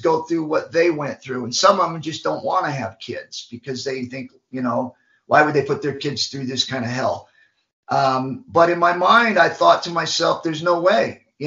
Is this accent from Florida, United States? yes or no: no; Macon, Georgia, United States; I was born in Macon, Georgia, went through a bad upbringing through group homes and ended up getting adopted